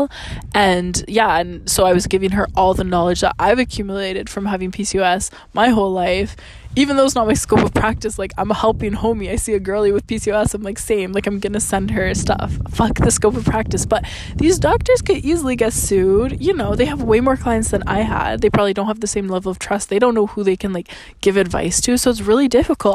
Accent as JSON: {"language": "English", "country": "Canada", "said": "I'm Canadian"}